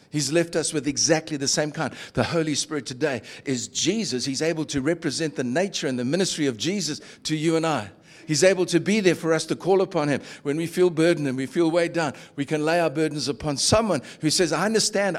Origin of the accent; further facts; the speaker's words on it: Durban, KwaZulu-Natal, South Africa; moved away; I grew up in Durban's beachfront